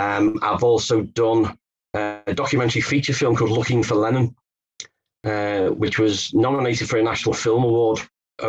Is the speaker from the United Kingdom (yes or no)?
yes; Liverpool, North West England, United Kingdom; I'm from Liverpool in England